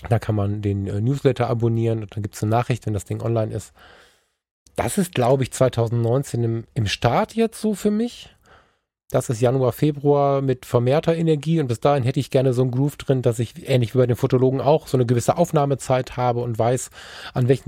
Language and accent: German; Germany; wenn wir als Deutsche